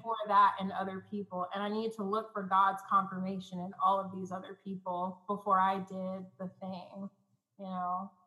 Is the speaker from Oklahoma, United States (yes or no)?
yes; Oklahoma City, Oklahoma, United States; I'm coming from Oklahoma City, Oklahoma. Like there's a church almost on every corner here